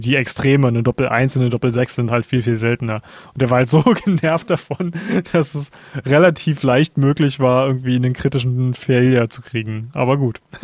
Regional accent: Germany; als Deutscher

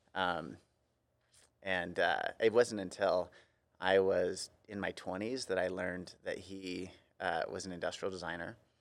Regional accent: Central Coast, California, United States; my family for generations is from California, uh, mostly Southern, but I grew up in Central Coast

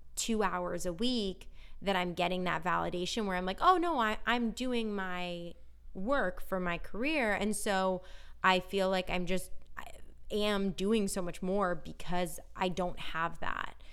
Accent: Northern California, United States; now in Los Angeles, United States; we're from Northern California

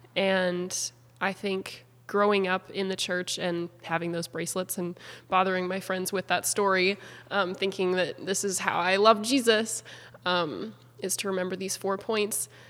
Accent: Beauséjour, Manitoba, Canada; moved away as an adult; now in Abbotsford, Canada; I'm from Treaty One territory in small town Manitoba, a town called Beauséjour

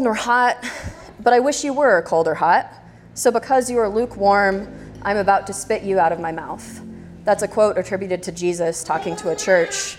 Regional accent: Texas, United States; I'm from Texas

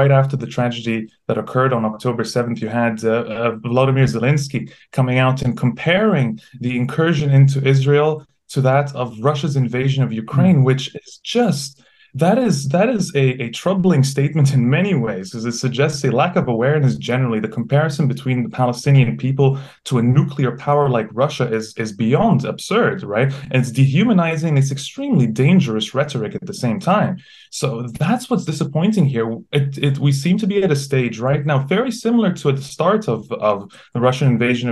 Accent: Egypt; moved away; I grew up in Egypt

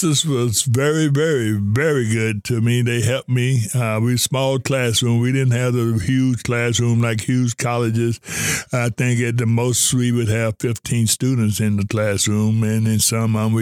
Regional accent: Louisville, Kentucky, United States; I'm from Louisville, Kentucky. I attended Mel High School

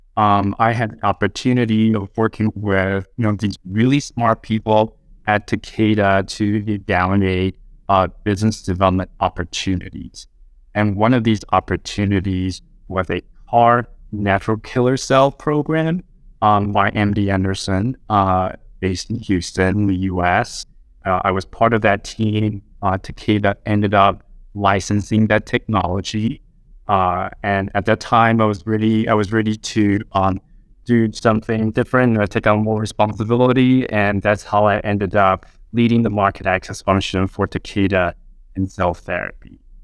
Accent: Taiwan; moved away as an adult; now in United States; I was born and raised in Taiwan until I moved to the U S, uh, age twenty-five

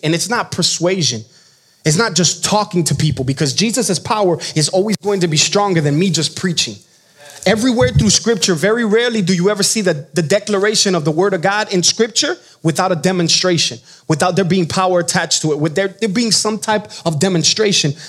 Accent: Miami, Florida, United States; moved away; I am from Miami, Florida.

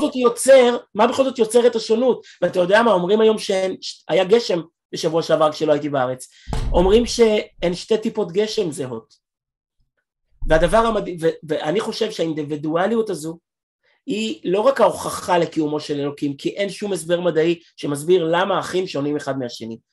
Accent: Israel; אני ישראלי, והילדים שלי אמריקאים, בגלל אשתי

